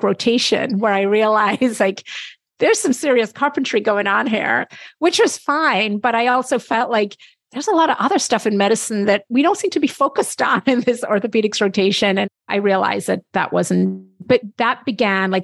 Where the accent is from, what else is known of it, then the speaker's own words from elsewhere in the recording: Jamaica; I'm very proud to talk about as a Jamaican